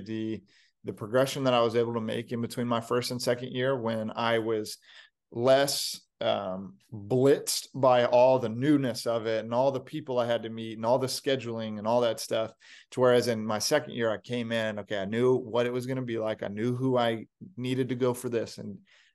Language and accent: English; Texas, United States; moved away as an adult; also born or lived in Kansas; I grew up in Texas